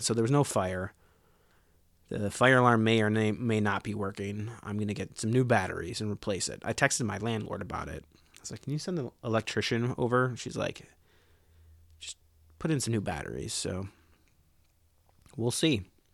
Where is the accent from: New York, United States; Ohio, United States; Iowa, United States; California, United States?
Ohio, United States; I grew up in Ohio